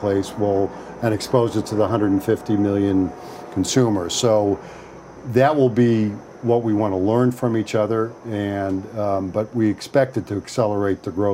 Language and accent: English; Indianapolis, Indiana, United States; they did a pop-up in Indianapolis. I think that was just to seal the deal, so they wanted to show me what the line was outside my hometown